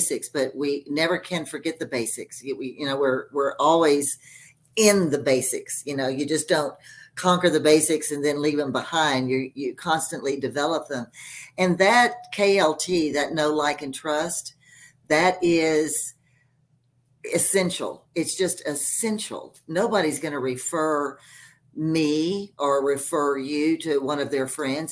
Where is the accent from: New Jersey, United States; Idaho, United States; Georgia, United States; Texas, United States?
Texas, United States; now in Colorado, United States; I'm from Texas and I hated Texas